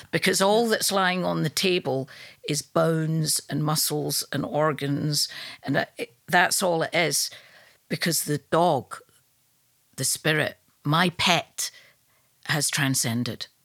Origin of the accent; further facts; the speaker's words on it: Glasgow, Scotland, United Kingdom; now in London, United Kingdom; I live in London, but I'm from Glasgow